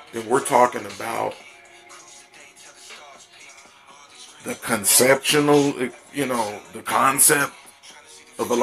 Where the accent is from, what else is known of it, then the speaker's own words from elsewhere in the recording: Topeka, Kansas, United States; now in Missouri, United States; I'm from Topeka, Kansas. I'm out in Missouri somewhere now